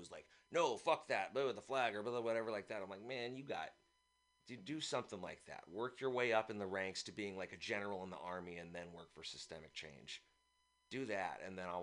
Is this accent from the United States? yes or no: yes; San Francisco, California, United States; also born or lived in East Bay; I actually was born here. I now live in the East Bay, but I was born